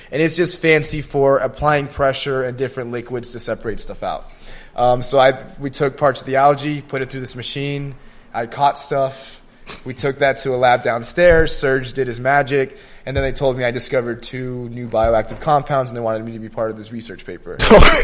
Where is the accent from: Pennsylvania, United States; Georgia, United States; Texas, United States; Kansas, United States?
Georgia, United States; Gwinnett County; also born or lived in Miami / El Salvador; I started like elementary and like middle school for sure in Gwinnett County